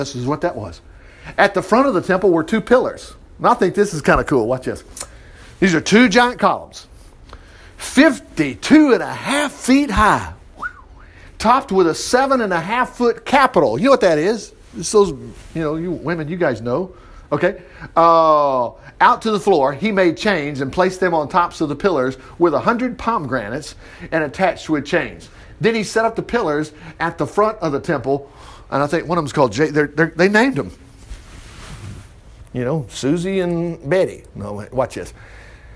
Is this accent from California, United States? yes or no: no; Huntsville, Alabama, United States; also born or lived in Florida; When I grew up, I've been in Huntsville since 1960, since I was born. I was born in Florida, but I came up here immediately